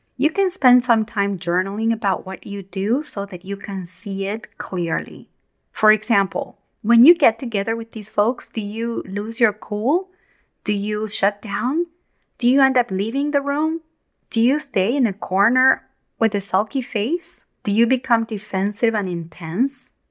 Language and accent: English; Argentina; moved away; When I was young, growing up in Argentina